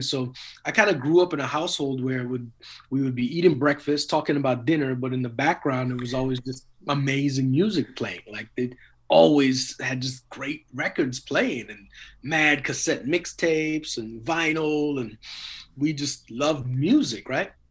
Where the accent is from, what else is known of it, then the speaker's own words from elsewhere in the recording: Trinidad & Tobago; born there; And then I was born in Trinidad, and they were born in Trinidad. And Trinidad is like very musical culture.